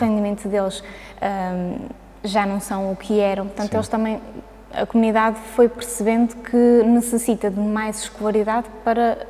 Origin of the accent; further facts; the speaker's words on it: Azores, Portugal; moved away as an adult; also born or lived in Braga; eu, eu cresci, eh, nasci e cresci nos Açores